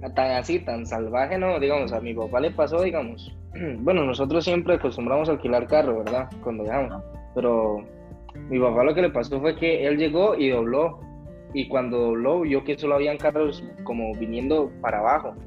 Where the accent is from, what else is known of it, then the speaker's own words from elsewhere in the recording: Costa Rica; somos de Costa Rica.